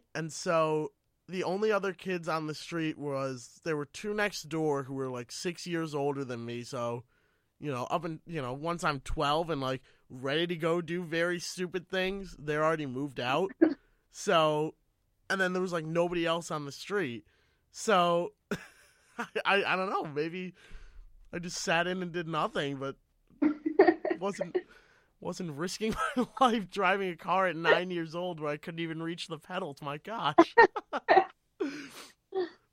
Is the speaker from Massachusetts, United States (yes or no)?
yes; Massachusetts, United States; I grew up in Massachusetts, like a little suburban town in Massachusetts